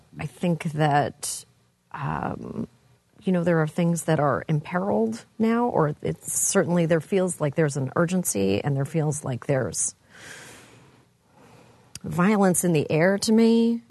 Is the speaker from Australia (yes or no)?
no; Canada; I'm from Canada, you guys.